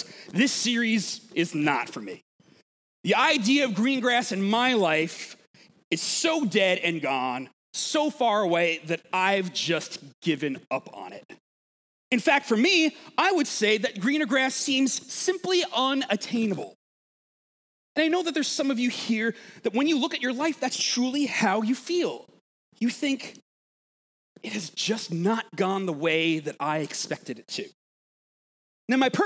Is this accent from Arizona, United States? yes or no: no; Long Island, New York, United States; I'm from Long Island